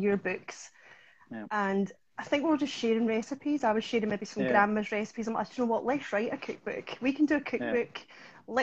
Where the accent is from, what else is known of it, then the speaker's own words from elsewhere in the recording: Ayrshire, Scotland, United Kingdom; accent: Ayrshire; I'm from Ayrshire in Scotland